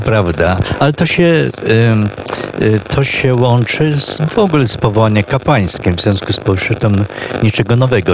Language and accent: Polish; Poland; moved away as an adult; also born or lived in Ivory Coast; jako Polak